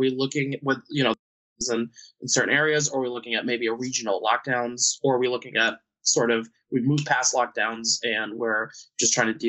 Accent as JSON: {"language": "English", "region": "Vermont", "country": "United States", "tie": "born or raised there", "said": "my home state of Vermont. But, you know, we were already socially distanced anyways, because, you know, you got to travel a mile to get to your neighbor's house."}